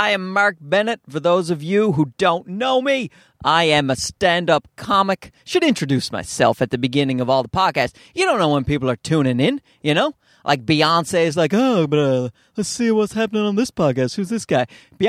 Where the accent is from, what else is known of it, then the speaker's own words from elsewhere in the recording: Newfoundland and Labrador, Canada; accent: Newfoundland; Like, I'm from Newfoundland, which is, if you don't know, because why the hell would you if you're not in Canada? But it's a very Irish part of Canada, so we have a distinct accent.